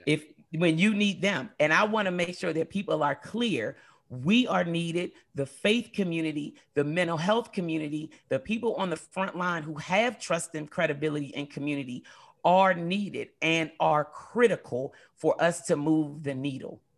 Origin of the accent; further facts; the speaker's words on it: United States; growing up in America